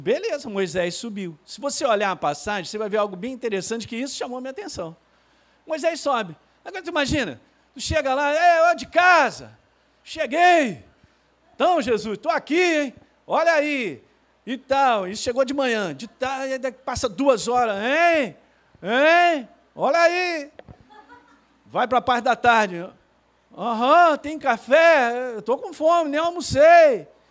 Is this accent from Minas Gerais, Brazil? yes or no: yes; Minas Gerais, Brazil; Eu sou mineiro